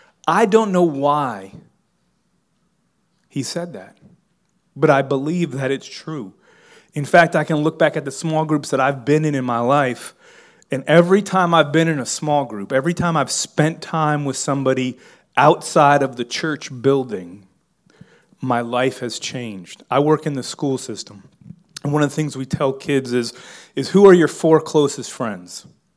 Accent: Miami, Florida, United States; I'm from Miami. We didn't say y'all down in Miami. But I've lived in the South, and I've lived in small towns long enough that my language has changed.

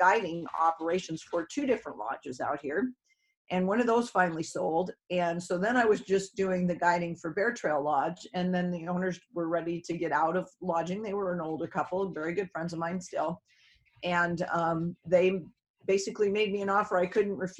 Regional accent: Odessa, Washington, United States; moved away as an adult; also born or lived in Anchorage, Alaska / Homer, Alaska / Bristol Bay, Alaska; now in Alaska, United States; I was from Eastern Washington, a very small community called Odessa

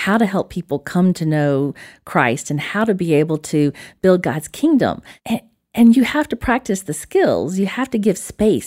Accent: Alabama, United States; accent: Alabama; my little Alabama accent.

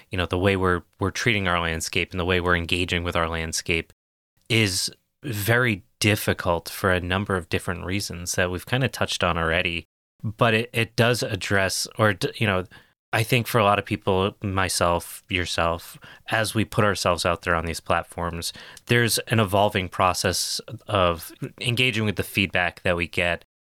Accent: New England, United States; accent: New England; So I'm from New England. My parents have very thick accents

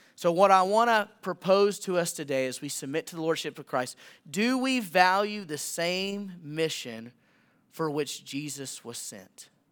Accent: Millington, Tennessee, United States; moved away as an adult; also born or lived in Montana; now in Anthem, United States; in my hometown, which is Millington, Tennessee.

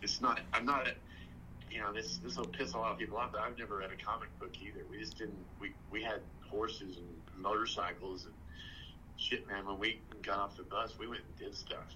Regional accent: Texas, United States; I'm from Texas

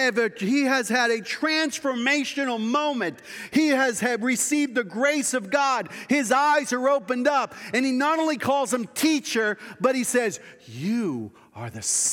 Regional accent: the East, United States; Now remember, I was from the East.

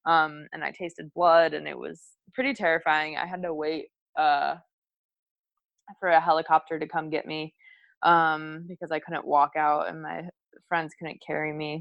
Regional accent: Munster, Indiana, United States; moved away as an adult; also born or lived in Bowling Green, Kentucky / Hawaii; now in Hermosa Beach, United States; we grew up together in Munster, Indiana. Um, so that's where I'm from, right outside of Chicago.

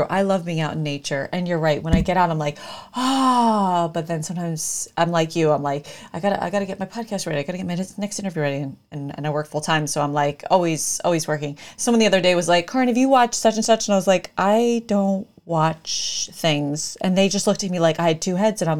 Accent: Connecticut, United States

